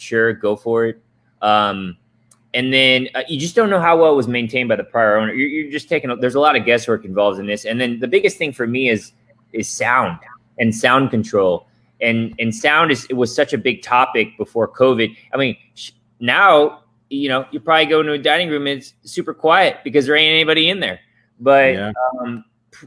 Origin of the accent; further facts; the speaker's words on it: Atlanta, Georgia, United States; also born or lived in Tokyo, Japan; now in Austin, United States; I grew up in Atlanta, Peach State